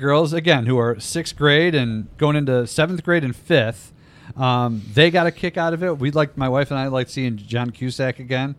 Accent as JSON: {"language": "English", "town": "Irondequoit", "region": "New York", "country": "United States", "tie": "born or raised there", "said": "One of the places I grew up on here in the People's Republic of Irondequoit."}